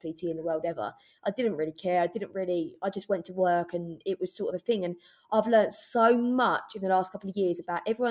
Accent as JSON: {"language": "English", "region": "London", "country": "United Kingdom", "tie": "born or raised there", "moved": "as an adult", "lives_now": "Essex, United Kingdom", "said": "I'm from East London. I live in Essex now, but I only moved there. I've been from East London until I was moved out when I was 20."}